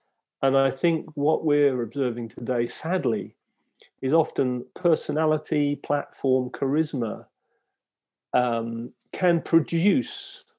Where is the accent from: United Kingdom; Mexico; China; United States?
United Kingdom; Lowestoft, East of England; I'm from Lowestoft